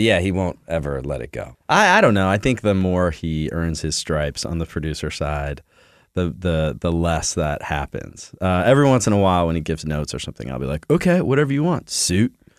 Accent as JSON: {"language": "English", "town": "Philadelphia", "region": "Pennsylvania", "country": "United States", "said": "We're from Philly"}